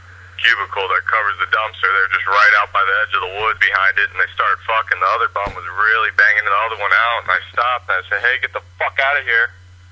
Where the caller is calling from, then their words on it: Florida, United States; I'm calling from Florida.